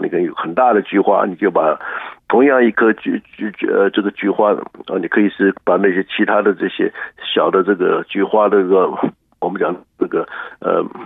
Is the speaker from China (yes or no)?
no; Taiwan; now in Houston, United States; 我们台湾人